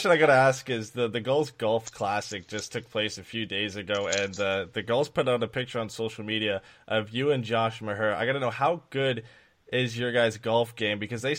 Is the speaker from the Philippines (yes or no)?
no; London, Ontario, Canada; I'm from London